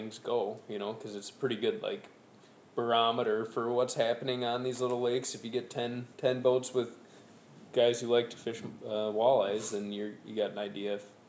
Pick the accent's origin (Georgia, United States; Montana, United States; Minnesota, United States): Minnesota, United States; Mankato; my hometown, Mankato, Minnesota.